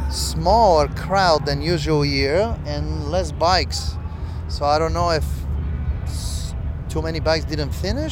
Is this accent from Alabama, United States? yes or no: no; Bay Area, California, United States; where I'm from. We're from the Bay Area.